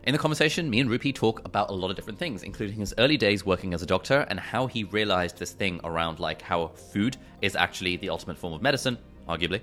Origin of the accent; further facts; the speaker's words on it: Westcliff-on-Sea, East of England, United Kingdom; we lived in Essex as well